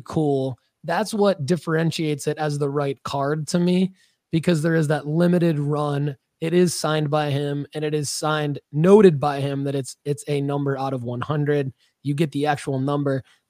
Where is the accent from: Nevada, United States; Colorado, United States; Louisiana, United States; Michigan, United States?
Michigan, United States; Metro Detroit area; I'm from the Metro Detroit area